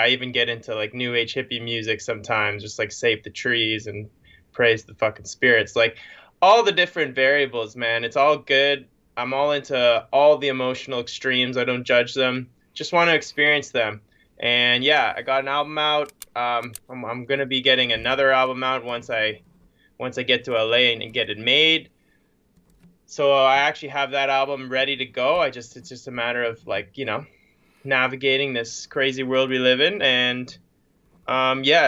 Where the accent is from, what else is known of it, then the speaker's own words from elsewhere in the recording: Toronto, Ontario, Canada; I'm from Toronto area in Canada.